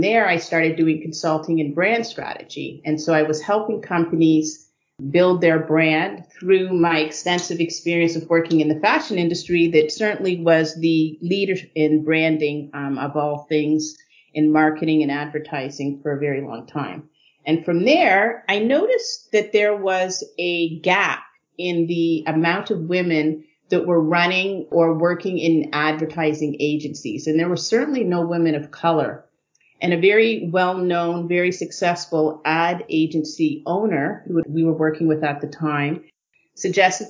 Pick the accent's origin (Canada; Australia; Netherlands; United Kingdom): Canada; Guelph, Ontario; also born or lived in New York City; So I really grew up in Guelph, Ontario